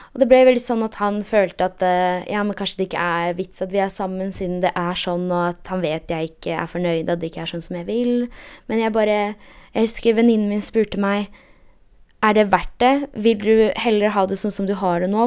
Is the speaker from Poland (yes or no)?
yes; Poland; now in Norway; jeg er polsk